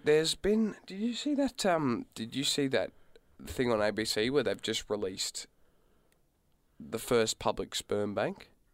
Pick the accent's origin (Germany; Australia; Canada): Australia; We're Australian